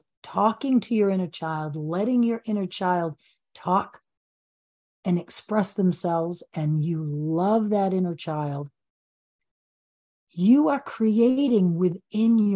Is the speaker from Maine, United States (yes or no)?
yes; Maine, United States; I'm from Maine, so we don't put our feet on the ground all year long